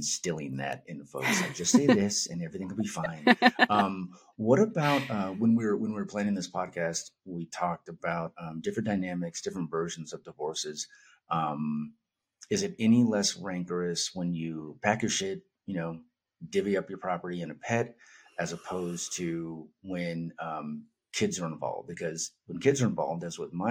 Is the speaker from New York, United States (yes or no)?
no; Northern California, United States; moved away as an adult; also born or lived in Los Angeles, California; now in Albuquerque, United States; I'm in Albuquerque, New Mexico. I'm from Northern California